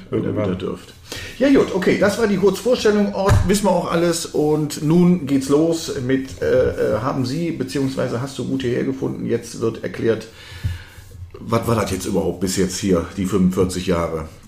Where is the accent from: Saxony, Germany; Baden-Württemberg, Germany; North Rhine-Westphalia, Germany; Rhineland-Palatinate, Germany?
North Rhine-Westphalia, Germany; Düsseldorf; born there; now in Solingen, Germany; Nein, ich bin gebürtiger Düsseldorfer. Düsseldorfer. Und äh, ja, bin ja auch der Liebe wegen hier nach Solingen gekommen.